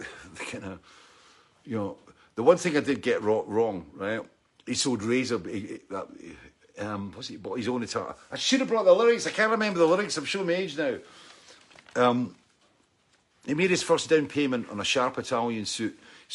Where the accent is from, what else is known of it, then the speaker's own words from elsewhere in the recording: Dalkeith, Scotland, United Kingdom; I'm from Dalkeith, and I'm very proud to come from Dalkeith. And Dalkeith was a mining town, and also it was a market town.